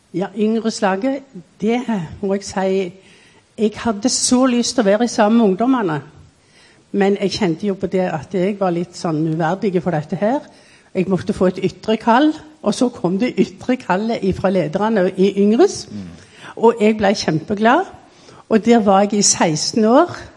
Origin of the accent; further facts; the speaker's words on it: Norway; Så i 1936 så kom jeg på ferie hjem til Norge, mm. og da ble jeg født.